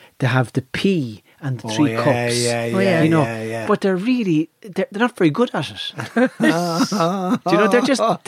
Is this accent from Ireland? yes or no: yes; Ireland; I'm from Nav